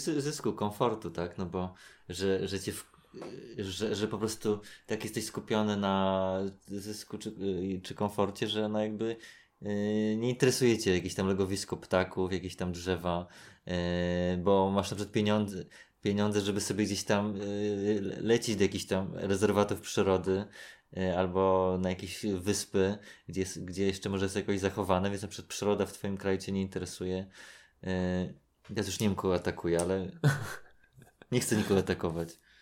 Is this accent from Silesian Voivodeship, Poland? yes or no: no; Warsaw, Masovian Voivodeship, Poland; jak się wychowywałem na Gocławiu